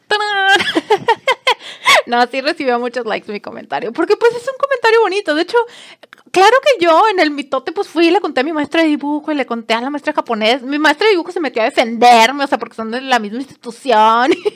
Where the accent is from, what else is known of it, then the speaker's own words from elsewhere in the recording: Monterrey, Nuevo León, Mexico; yo soy de Monterrey